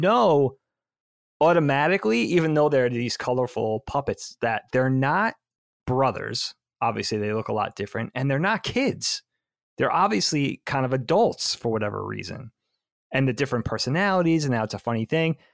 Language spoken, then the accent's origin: English; Long Island, New York, United States; moved away as an adult; also born or lived in Philadelphia; I did live with friends that I grew up with on Long Island